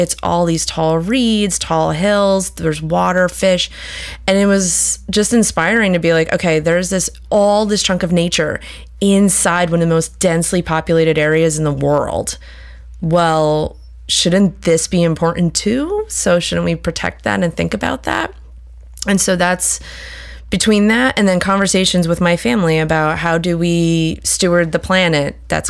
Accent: near the Meadowlands, suburban New Jersey, United States; I grew up outside New York City, so it's kind of hard to imagine that. But my mother's family was there for a number of years before it was actually, you know, the suburban New Jersey everyone knows and loves. And I also grew up near the Meadowlands

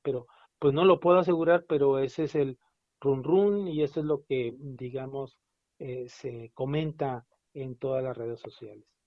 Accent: Mexico

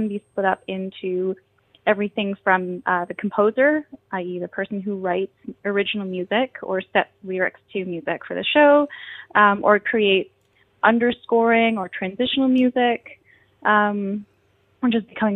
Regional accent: Kingston, Ontario, Canada; moved away as an adult; now in Toronto, Canada; I grew up in Kingston.

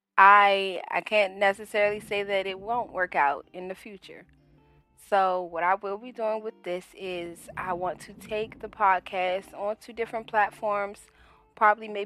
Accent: Washington, District of Columbia, United States; now in South Carolina, United States; I'm originally from Washington, D.C., but I now reside in South Carolina.

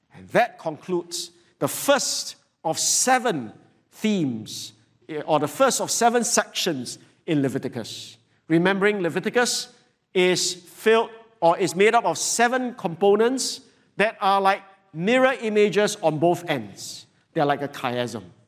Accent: Singapore; as average Singaporean

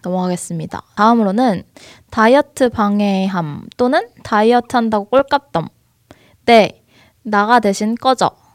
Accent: South Korea; now in Seoul, South Korea; 저도 지방 출신인데 서울 올라와서

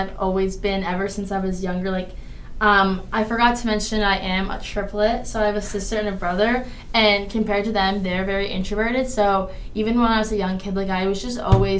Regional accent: Carlisle, Massachusetts, United States; I'm from Massachusetts, a little town called Carlisle, if anyone knows. I'm 20 years old, but turning 21 in less than a month.

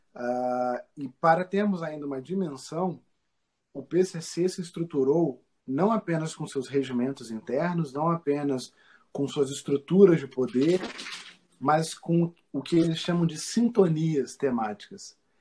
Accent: Rio de Janeiro, Brazil; nós, os cariocas

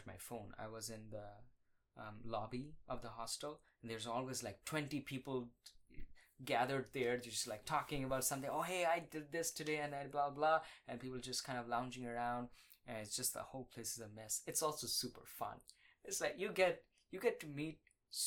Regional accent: India; moved away as an adult; now in Austin, United States; I grew up in India.

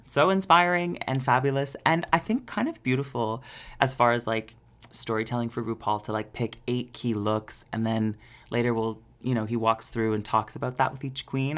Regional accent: Peterborough, Ontario, Canada; moved away; did a show in Peterborough for my hometown for the first time since being on Canada's Drag Race

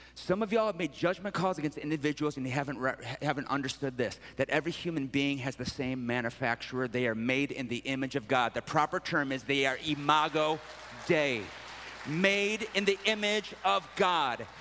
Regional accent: Sterling Heights, Michigan, United States; I'm actually from Sterling Heights, it's Metro Detroit

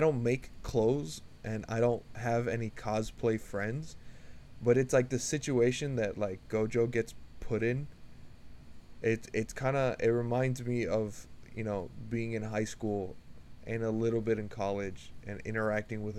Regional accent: United States; as an American

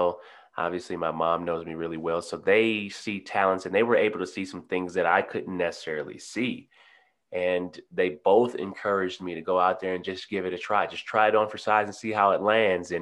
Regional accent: Detroit, Michigan, United States; moved away as an adult; also born or lived in Denver / New Orleans; I'm born and raised in Detroit, Michigan

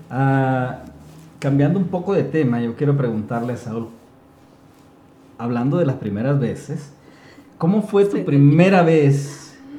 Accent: Honduras; nosotros, los de Honduras, porque soy hondureño

